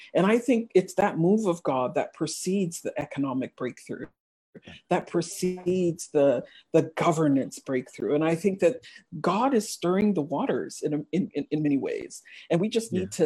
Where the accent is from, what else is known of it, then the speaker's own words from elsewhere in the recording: United States; English is a second language; I did mm-hmm. elementary school and and middle school in the US, we were that immigrant family uh, with the strange names and the weird accents. In fact, I learned how to speak English in the US